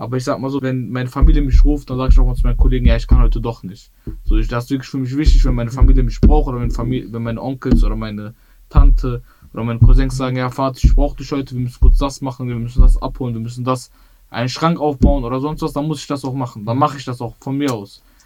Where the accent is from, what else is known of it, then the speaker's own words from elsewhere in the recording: Bottrop, North Rhine-Westphalia, Germany; Ich bin in Bottrop-Wellheim aufgewachsen.